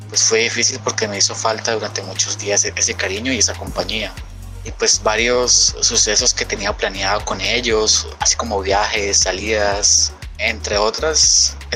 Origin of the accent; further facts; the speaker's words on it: Santander de Quilichao, Cauca, Colombia; soy de Santander de Quilichao, Cauca, y pertenezco a la fundación Tengo Ganas, es una fundación juvenil.